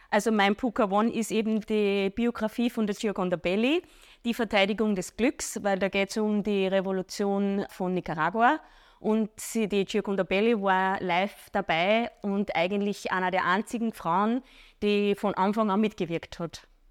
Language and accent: German; Wels, Upper Austria, Austria; ich komme aus Bichl bei Wels